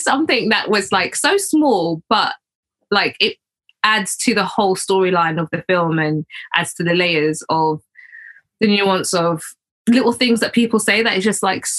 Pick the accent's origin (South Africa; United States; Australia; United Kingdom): United Kingdom; accent: East London / Essex; fucking hell, you sound so like East London or like so Essex.